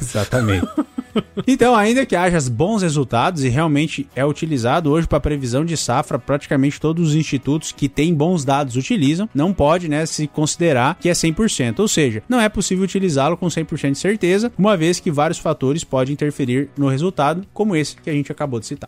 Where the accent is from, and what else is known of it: Brazil